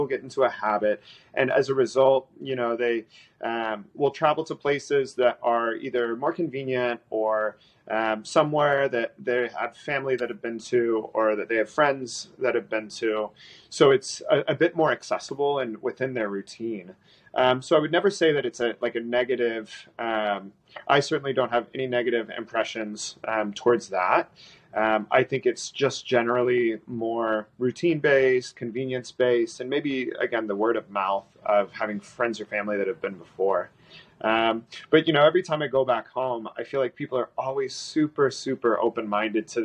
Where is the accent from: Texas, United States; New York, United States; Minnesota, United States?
Texas, United States; Dallas; moved away as an adult; also born or lived in California / Dubai / Shanghai; I was from Dallas